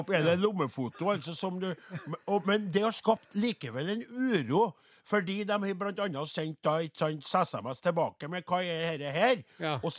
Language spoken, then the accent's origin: Norwegian; Trøndelag, Norway; vi er jo bare fra Namdalen hele gjengen, da. Men uh, Sint, ja, sauebønder i Nord-Trøndelag.